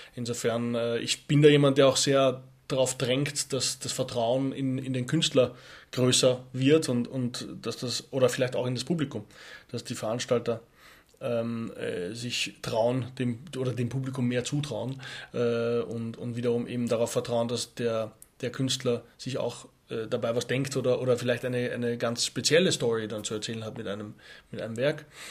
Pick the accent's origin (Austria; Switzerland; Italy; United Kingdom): Austria; Skifahren natürlich muss als Österreicher